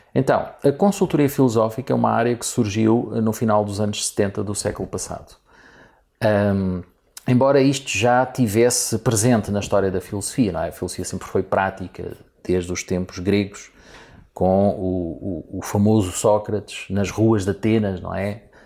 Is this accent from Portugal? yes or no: yes; Portugal; sendo eu português e gostando eu muito do meu país